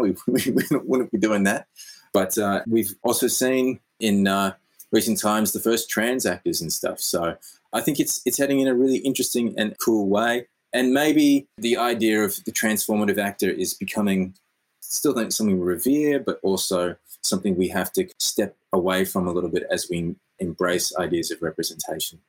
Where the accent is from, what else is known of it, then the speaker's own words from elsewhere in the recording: Australia; Yes, I'm Australian.